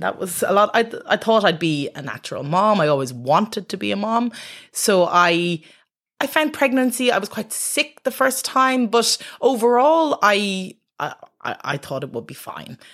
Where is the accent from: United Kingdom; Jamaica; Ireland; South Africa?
Ireland; Dublin, Leinster; I'm from Dublin